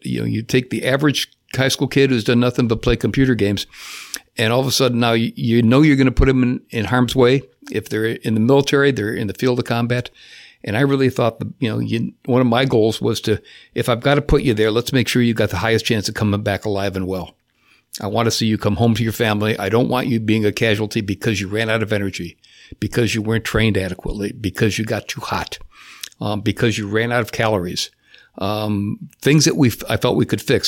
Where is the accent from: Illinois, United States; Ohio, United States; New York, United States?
Illinois, United States; Chicago; moved away as an adult; now in Cocoa Beach, United States; I was born in Chicago